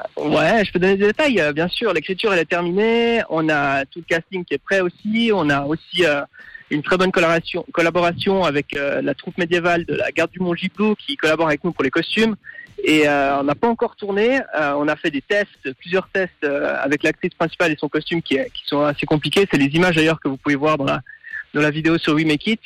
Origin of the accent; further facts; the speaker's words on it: Fribourg, Switzerland; moved away; also born or lived in London / Paris; j'ai grandi à Fribourg, mais j'ai aussi vécu un moment à Londres et à Paris